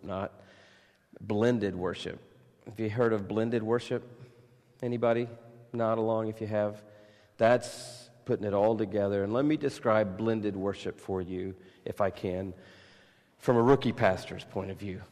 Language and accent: English; United States; I'm from America